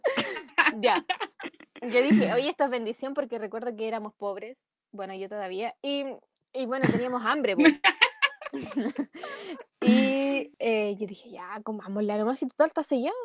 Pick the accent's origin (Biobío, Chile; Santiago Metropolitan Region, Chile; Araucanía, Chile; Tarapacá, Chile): Biobío, Chile; Concepción; vivía en Chillán y yo soy de Concepo.